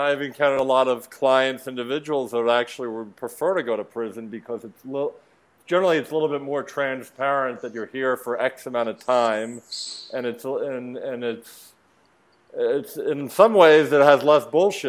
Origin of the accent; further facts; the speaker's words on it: Philadelphia, Pennsylvania, United States; also born or lived in Washington, D.C.; I grew up in Philly.